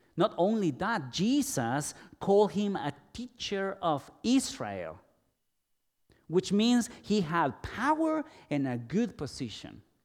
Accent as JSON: {"language": "English", "country": "El Salvador", "tie": "born or raised there", "also_born_or_lived": "Guatemala / Guatemala City", "moved": "as an adult", "said": "Although I was born in Guatemala, I lived in El Salvador for nearly twenty years, almost all my life."}